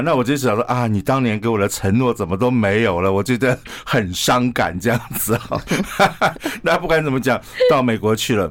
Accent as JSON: {"language": "Chinese", "country": "Taiwan", "said": "我们是台湾来的医师"}